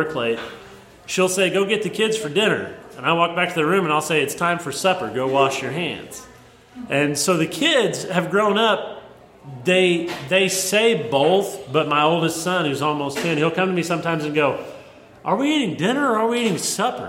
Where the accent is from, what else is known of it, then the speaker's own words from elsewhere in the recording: Southern Missouri, United States; I grew up in Southern Missouri, but it's actually due west of Carbondale by like 3 hours.